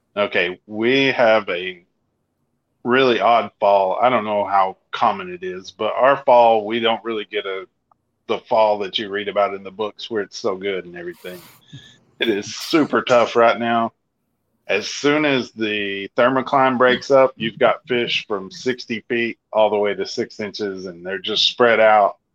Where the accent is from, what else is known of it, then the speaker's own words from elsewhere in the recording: Arkansas, United States; I'm from Arkansas.